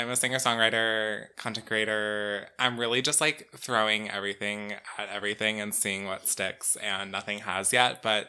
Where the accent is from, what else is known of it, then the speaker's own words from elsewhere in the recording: New Jersey, United States; moved away as an adult; now in New York, United States; I'm from Jersey. Oh, okay. I'm a Jersey girl.